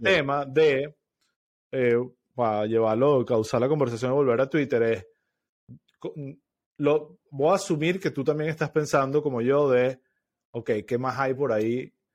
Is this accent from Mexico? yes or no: no; Venezuela; moved away; como venezolano